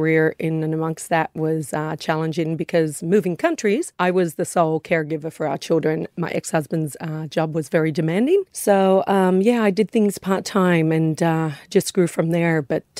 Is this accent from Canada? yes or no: no; Australia; born there; also born or lived in United States; So seen a lot, worked in a lot of areas internationally, but Australian born.